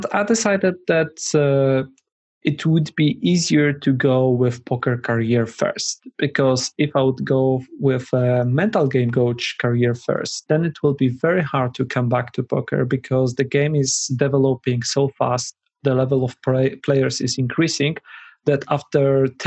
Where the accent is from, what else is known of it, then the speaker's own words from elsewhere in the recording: Poland; I'm from Poland.